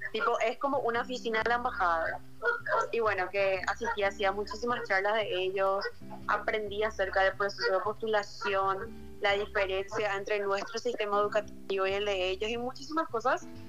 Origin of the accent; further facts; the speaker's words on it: Luque, Central, Paraguay; yo soy de Luque, de la República de Luque